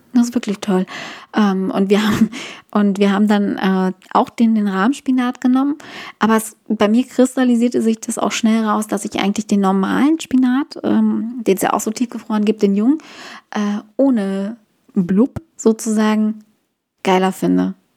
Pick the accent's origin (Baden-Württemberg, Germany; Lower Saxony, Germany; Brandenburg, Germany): Brandenburg, Germany; Guben; moved away; also born or lived in Hamburg; bei uns zu Hause in Guben gab es nie einen McDonald's